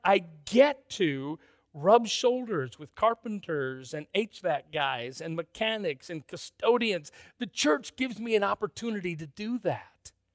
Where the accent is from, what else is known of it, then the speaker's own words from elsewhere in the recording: Minneapolis, Minnesota, United States; I grew up in First Freeman, Minneapolis